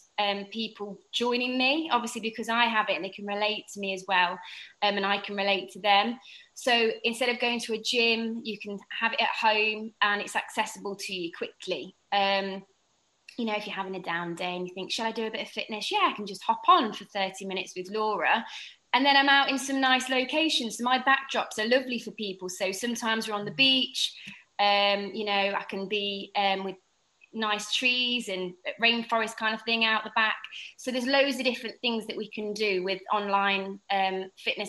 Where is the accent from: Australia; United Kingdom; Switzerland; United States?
United Kingdom; England; moved away as an adult; also born or lived in St. Lucia; now in Saint Lucia; I'm from England. You can probably hear with my accent